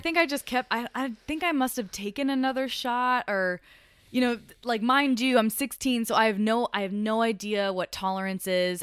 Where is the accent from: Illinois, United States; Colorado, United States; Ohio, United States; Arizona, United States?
Colorado, United States; also born or lived in Miami, Florida; I'm from Colorado